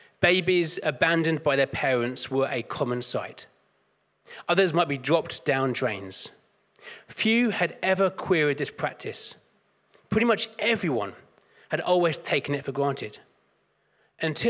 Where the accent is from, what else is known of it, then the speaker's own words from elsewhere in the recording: London, United Kingdom; I grew up in South London